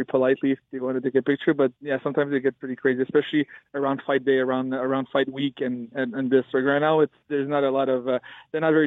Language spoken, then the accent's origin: English; Canada; also born or lived in Myanmar; my home country, Canada